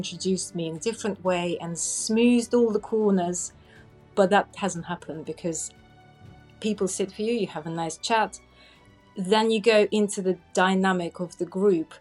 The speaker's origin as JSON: {"language": "English", "country": "Russia", "tie": "born or raised there", "second_language": "English", "moved": "as an adult", "lives_now": "Lyme Regis, United Kingdom", "said": "I was born in Russia and I moved to UK roughly about 17 years ago."}